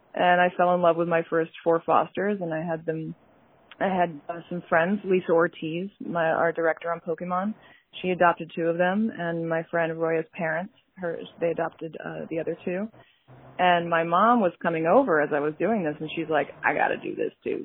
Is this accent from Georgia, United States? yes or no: no; New York, United States; I'm a New Yorker